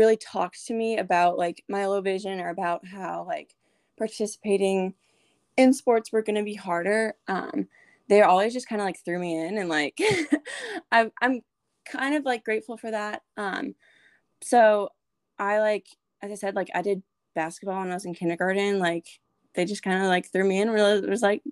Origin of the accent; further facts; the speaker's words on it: New Hampshire, United States; moved away as an adult; now in Nashville, United States; I'm currently a junior at Lipscomb University in Nashville, Tennessee, but I'm originally from New Hampshire